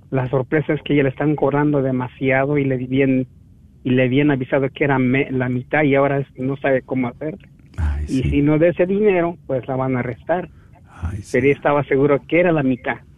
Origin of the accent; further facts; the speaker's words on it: Querétaro, Mexico; Soy del estado de Querétaro